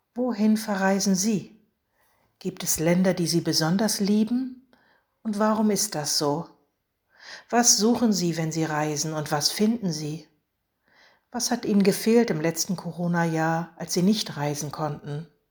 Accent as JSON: {"language": "German", "country": "Germany", "said": "an die Oder, von dort stamme ich nämlich"}